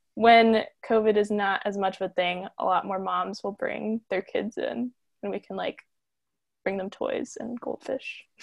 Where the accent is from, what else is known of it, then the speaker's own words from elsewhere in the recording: Lake Placid, Florida, United States; I'm from Lake Placid, Florida, um, which is like if you threw a dart at like the nothingness that is Central Florida